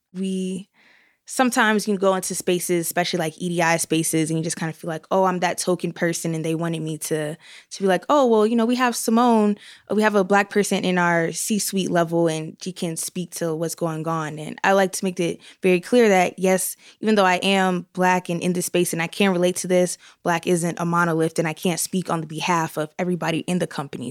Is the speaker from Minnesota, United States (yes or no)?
no; North Carolina, United States; also born or lived in Washington, D.C.; now in Utah, United States; I am originally from North Carolina, where people are nice, but I moved here from D C